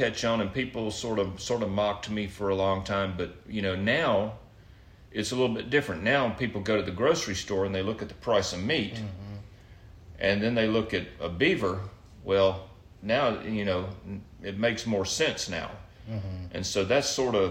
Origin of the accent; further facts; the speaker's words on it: Mobile, Alabama, United States; moved away; I grew up on the Gulf Coast down in Mobile